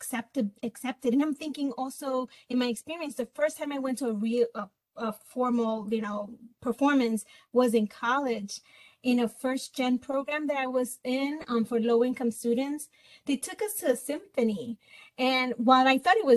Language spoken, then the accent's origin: English; Puerto Rico; moved away; I'm from Puerto Rico, and in Puerto Rico, you know, they in the holidays do like parrandas